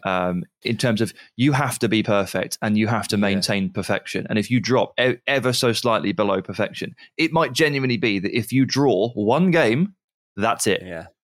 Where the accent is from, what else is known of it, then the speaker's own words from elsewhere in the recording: England, United Kingdom; I'm English